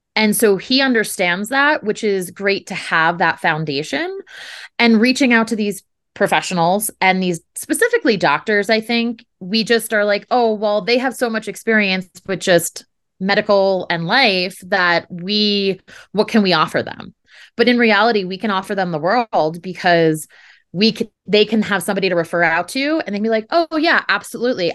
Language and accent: English; New Jersey, United States; moved away; we're originally from New Jersey